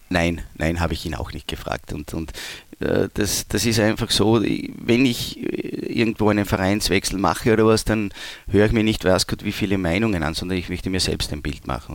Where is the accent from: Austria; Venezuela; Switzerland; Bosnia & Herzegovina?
Austria; Leoben, Styria; also born or lived in Graz; now in Düsseldorf, Germany; ich komme ja aus Leoben, das liegt ja nahe den Bergen